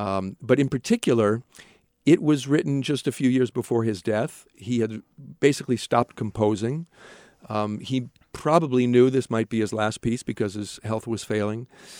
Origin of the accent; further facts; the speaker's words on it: Norwalk, Connecticut, United States; also born or lived in Hamburg, Germany; I grew up outside of New York in Norwalk, Connecticut. I've traveled for education and work to a lot of places. I studied in Germany, in Hamburg, for 3 years.